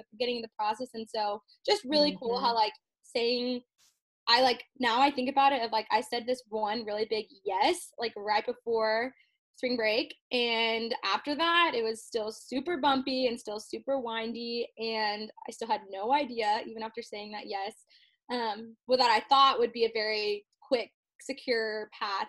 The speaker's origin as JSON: {"language": "English", "town": "College Station", "region": "Texas", "country": "United States", "tie": "born or raised there", "said": "I'm from College Station"}